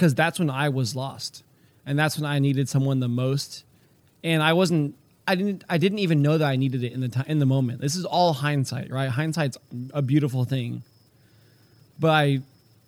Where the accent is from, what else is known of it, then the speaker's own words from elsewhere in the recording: Houston, Texas, United States; now in Pennsylvania, United States; I grew up in Houston and grew up in a Christian home